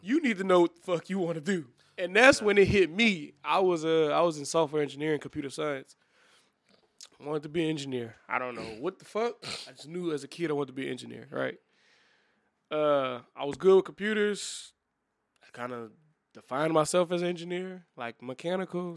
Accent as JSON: {"language": "English", "town": "New Iberia", "region": "Louisiana", "country": "United States", "said": "I'm from Liberia as well"}